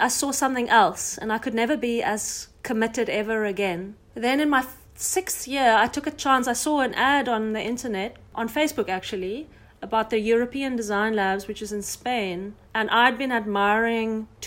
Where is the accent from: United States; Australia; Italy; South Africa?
South Africa; who I really was as a South African